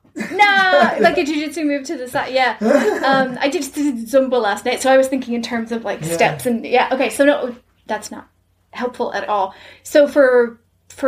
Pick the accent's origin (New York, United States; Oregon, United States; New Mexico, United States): New York, United States; New York City; my formative years were in New York City